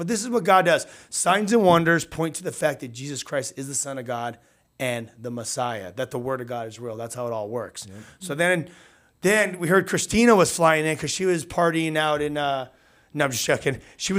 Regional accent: Southern California, United States; I'm used to the beach, right? We're from SoCal. We put our feet in the sand.

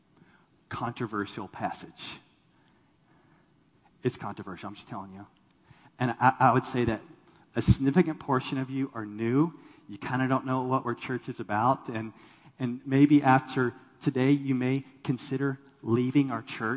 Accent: Texas, United States; I grew up in Texas

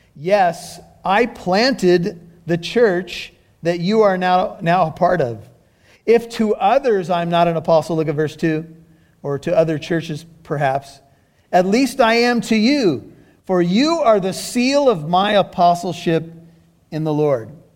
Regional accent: United States; being an American with white skin

